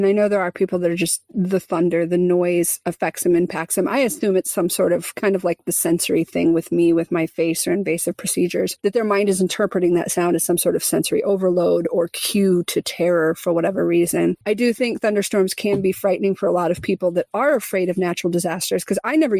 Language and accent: English; Midwest, United States; I grew up in the Midwest in the tornado belt.